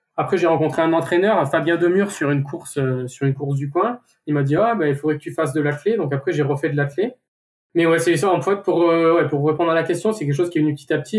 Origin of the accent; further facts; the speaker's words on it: Saint-Flour, Auvergne-Rhône-Alpes, France; j'ai grandi dans la ville de Saint-Flour et c'est une petite ville.